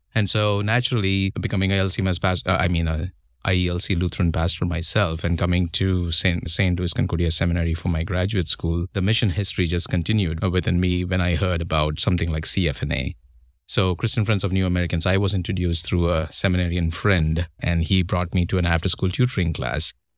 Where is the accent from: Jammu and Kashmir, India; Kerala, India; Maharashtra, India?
Maharashtra, India; Mumbai; moved away as an adult; now in United States; I come from India